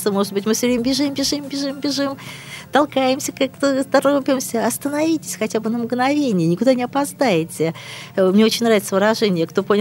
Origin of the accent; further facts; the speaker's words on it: Kronstadt, Saint Petersburg, Russia; я родилась в Кронштадте, это, говорю, Ленинград был